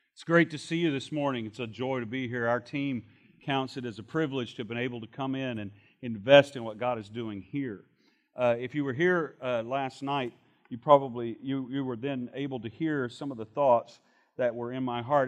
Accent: Shreveport, Louisiana, United States; When I was a young man growing up in Shreveport, Louisiana

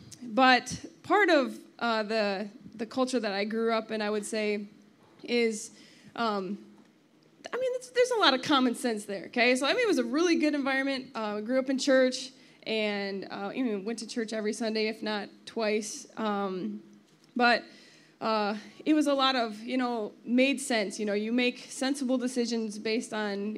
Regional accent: Grand Rapids, Michigan, United States; I grew up in the Grand Rapids area

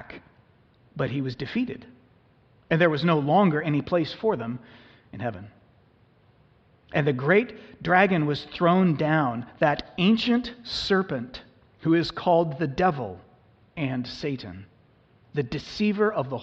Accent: United States; us as modern American Christians

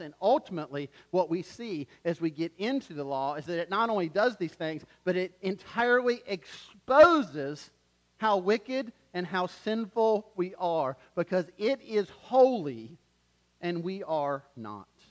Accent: Wilmington, North Carolina, United States; moved away; we're actually from Wilmington

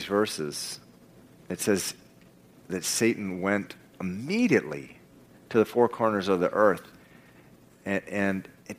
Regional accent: Venezuela; I spent part of my growing up in Venezuela, and some of the decisions that have been coming from the rulers of that country are just so crazy.

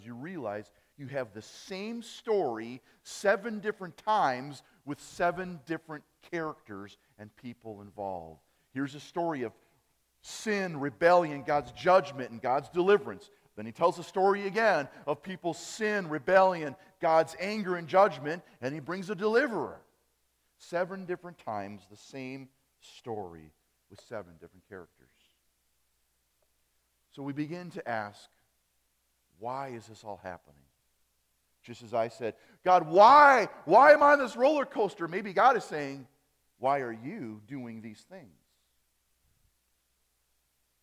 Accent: Appleton, Wisconsin, United States; accent: German accent; I grew up in Wisconsin, Appleton, Wisconsin. On that side of Wisconsin, we have more of a German accent

